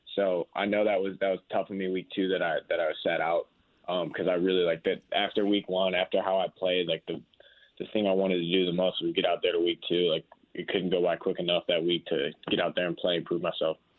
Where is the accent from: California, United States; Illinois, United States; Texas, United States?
Illinois, United States; Chicago; now in Indianapolis, United States; I grew up in Chicago